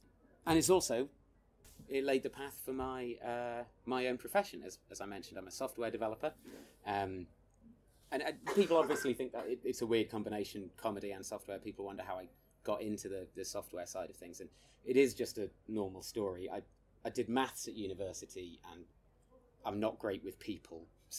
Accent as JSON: {"language": "English", "country": "United Kingdom", "said": "So we, as British people, essentially chose the placebo, which is good to know."}